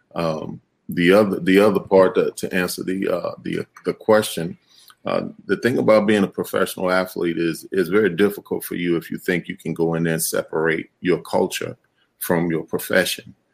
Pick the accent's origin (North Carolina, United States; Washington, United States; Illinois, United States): Illinois, United States; Chicago; I grew up in Chicago.